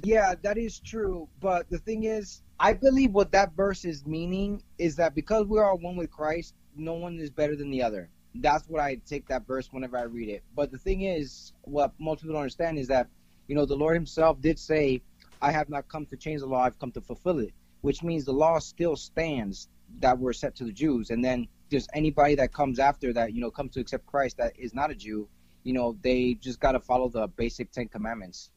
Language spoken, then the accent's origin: English; Miami, Florida, United States; also born or lived in Margate, Florida / Fort Lauderdale, Florida; I grew up in Miami, and right now I currently reside in the outskirts of Fort Lauderdale